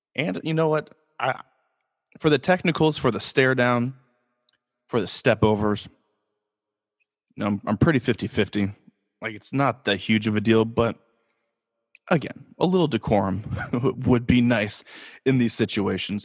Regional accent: Los Angeles, California, United States; I am born and raised in Los Angeles

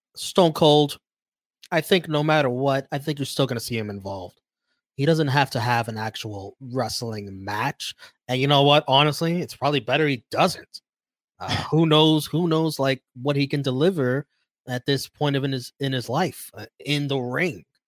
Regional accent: New York, United States; I am a New Yorker

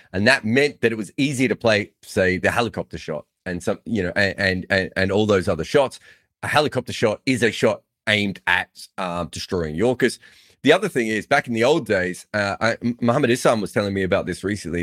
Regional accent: Victoria, Australia; I used to say I was from the Democratic Republic of Victoria

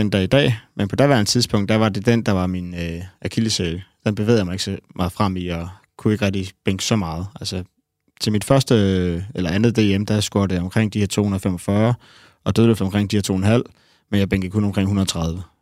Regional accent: Næstved, Zealand, Denmark; jeg er fra Næstved.

